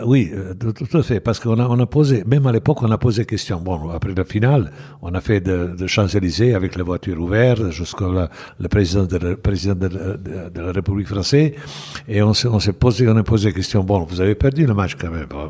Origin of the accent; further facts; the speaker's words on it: Bosnia & Herzegovina; French is a second language; moved away as an adult; also born or lived in Belgrade / Saint-Étienne; j'ai commencé ma carrière à, à bien sûr à, club village de, de Mossard, où je suis né